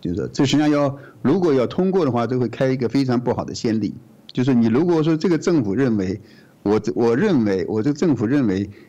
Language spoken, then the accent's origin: Chinese; Australia; 觉得我们澳洲人的。呃，智慧产权，我们制造出来的东西被你美国人给这拿走了